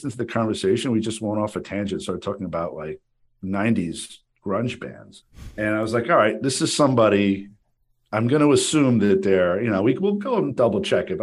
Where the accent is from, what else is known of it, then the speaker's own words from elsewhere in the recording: Paramus, New Jersey, United States; I grew up with you in Paramus